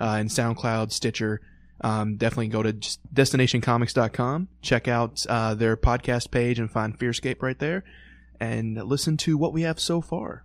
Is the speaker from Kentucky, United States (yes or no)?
yes; Louisville, Kentucky, United States; growing up in Louisville